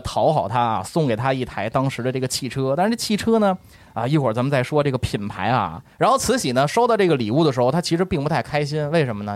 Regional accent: Beijing, China; 小时候我在那儿长大的

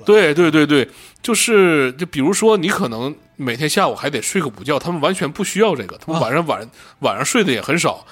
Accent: Shenyang, Liaoning, China; 我从小在沈阳生活，那种高高的烟囱以及他们的倒掉我见了太多了

